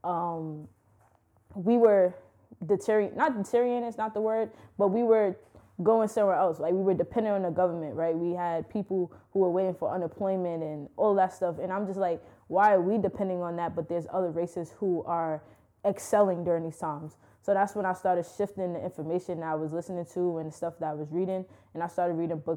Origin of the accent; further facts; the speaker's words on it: New York City, New York, United States; growing up in Brooklyn is a great experience